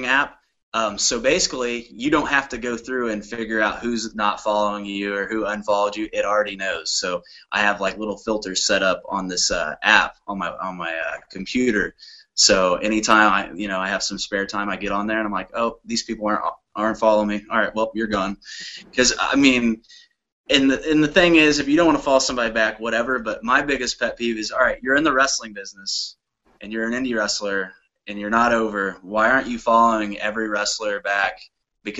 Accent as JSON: {"language": "English", "town": "Indianapolis", "region": "Indiana", "country": "United States", "moved": "as an adult", "lives_now": "Pittsburgh, United States", "said": "I'm from Indianapolis, but now I've been living in Pittsburgh, Pennsylvania"}